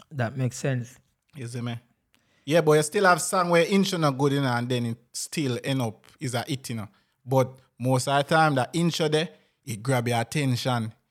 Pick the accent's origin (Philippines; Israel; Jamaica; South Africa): Jamaica; So you know, town people always call people when I come from Kingston.